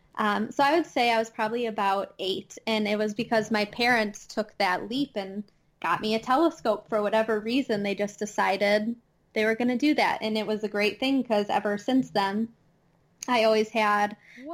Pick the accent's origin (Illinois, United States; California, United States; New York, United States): Illinois, United States; Chicago; accent: Midwest twang; now in Madison, United States; I am from the Midwest. I'm actually from the Chicago area in Illinois, just displaced in Madison, Wisconsin.